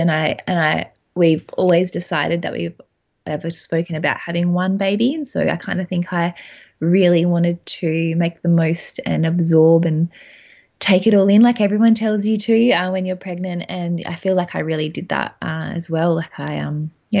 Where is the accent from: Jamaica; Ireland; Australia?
Australia; Adelaide, South Australia; So I'm from Adelaide. We live in Adelaide with my husband, Dan